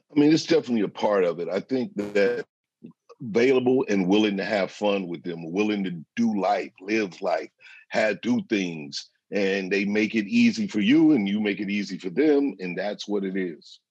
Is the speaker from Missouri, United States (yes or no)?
yes; St. Louis, Missouri, United States; I'm from the Midwest. I'm from St. Louis